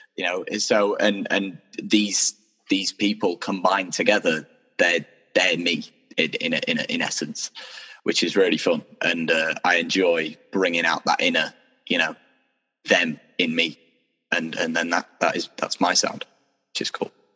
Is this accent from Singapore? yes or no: no; Doncaster, Yorkshire and the Humber, United Kingdom; also born or lived in Sheffield; I was born and raised in Doncaster